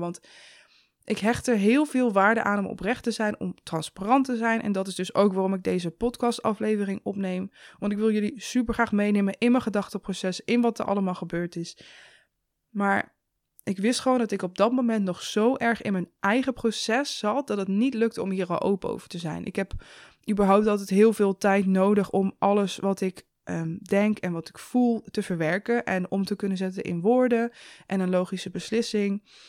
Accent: Zevenaar, Gelderland, Netherlands; door die omgeving waar ik ben opgegroeid

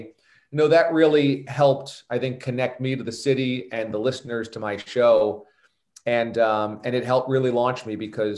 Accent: New York, United States; also born or lived in Miami / Boston; as a New Yorker

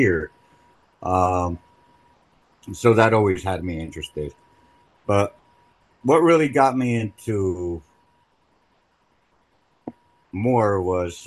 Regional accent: New Jersey, United States; I was born and raised in Jersey

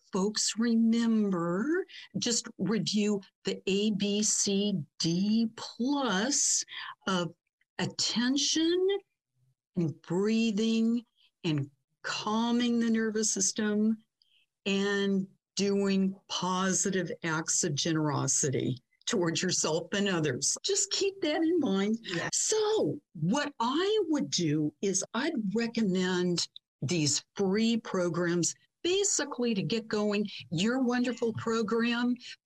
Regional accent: Stockton, California, United States; my hometown of Stockton, California

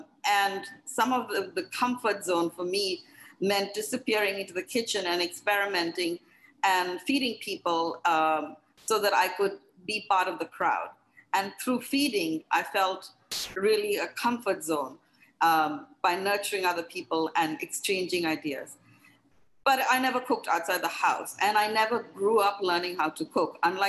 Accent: India; And I was, because I was from India, a lot of people, and I had been in the hospitality industry in India working for a hotel chain.

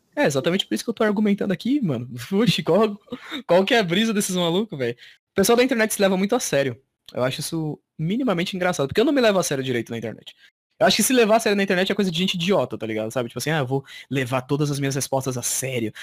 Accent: Brazil; eu sou brasileiro

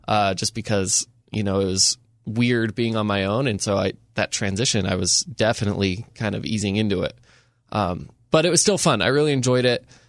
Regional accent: Enterprise, Utah, United States; now in Saint George, United States; I grew up in a small town. I grew up in Enterprise.

